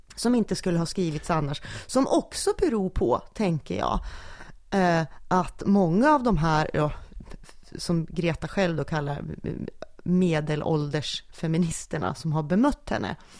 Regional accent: Junsele, Västernorrland County, Sweden; jag är en lantistjej från Junsele

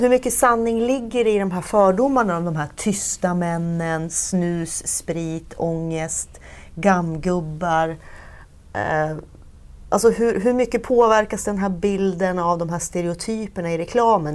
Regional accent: Sundsvall, Västernorrland County, Sweden; Jag är ju född i Sundsvall och uppvuxen här

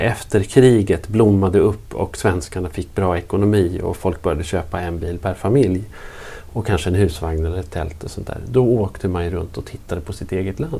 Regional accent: Norrland, Sweden; som norrlänning

